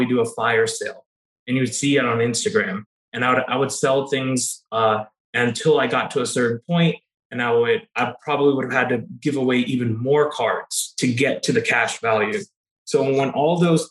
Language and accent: English; Kentucky, United States; I'm originally from Kentucky